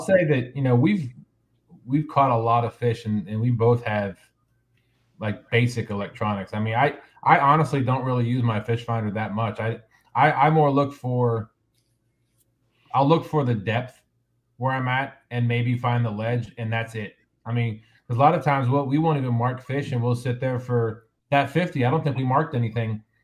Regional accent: United States; also born or lived in Central Virginia; now in Virginia, United States; I'm originally from Kansas, Colorado, flat flat plains area

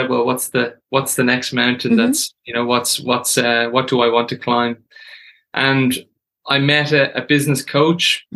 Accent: Dublin, Leinster, Ireland; I grew up in Dublin.

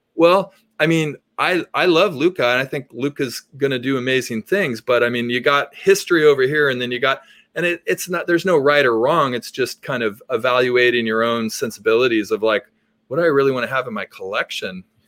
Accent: Berkeley, California, United States; I grew up in Berkeley

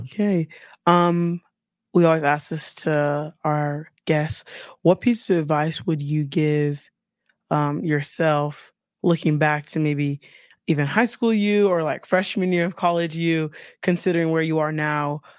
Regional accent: Midwest, United States; I'm from the Midwest. You got, Chicago's a city, but we're in the Midwest and we own it.

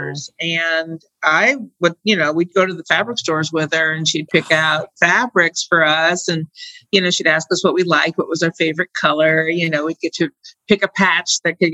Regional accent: Detroit, Michigan, United States; I had a great childhood in Detroit

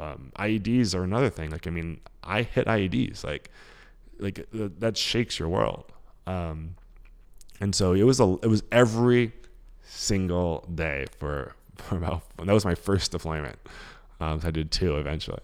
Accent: New York City, New York, United States; accent: thick New York; also born or lived in Queens, New York; So we left Harlem probably when I was like, I don't know, twelve or so. So my, like, so my formative years probably were Queens, but, like, I grew up in Harlem

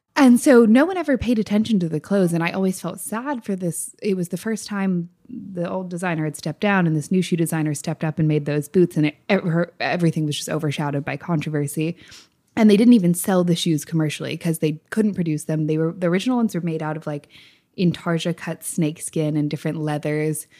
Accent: United States; moved away; also born or lived in United Kingdom; I'm still an American at heart

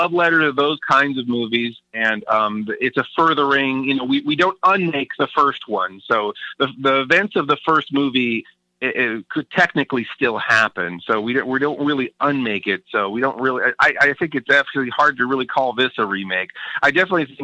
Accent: Sacramento, California, United States; moving to my hometown of Sacramento

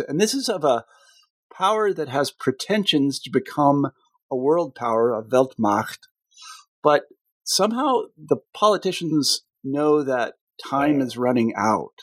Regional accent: United States; As an American

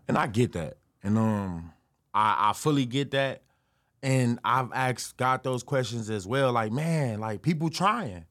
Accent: Chicago, Illinois, United States; also born or lived in Detroit, Michigan; I moved from Detroit to Chicago when I was seven

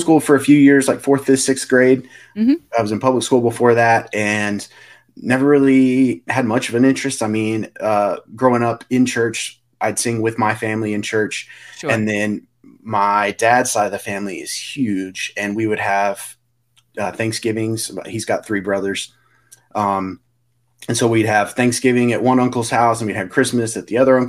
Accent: Clovis, New Mexico, United States; We're actually from Eastern New Mexico, Clovis, New Mexico, where there's an Air Force base.

